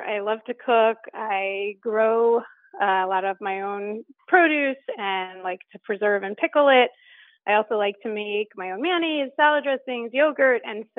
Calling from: Columbus, Ohio, United States; I'm calling from Columbus, Ohio.

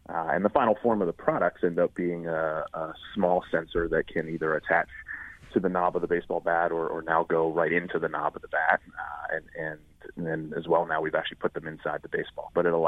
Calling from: Pittsburgh, Pennsylvania, United States

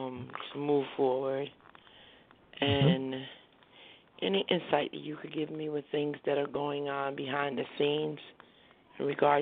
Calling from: New Jersey, United States; I'm calling from New Jersey.

